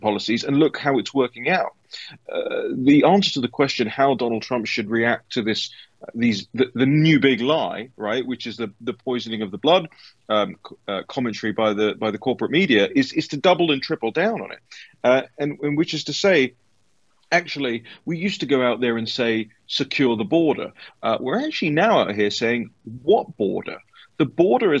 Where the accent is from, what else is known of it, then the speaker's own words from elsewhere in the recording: United Kingdom; I'm from the United Kingdom